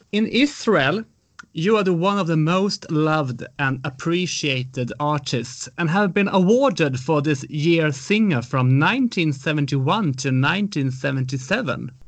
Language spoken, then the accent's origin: English; Sweden; I'm from Sweden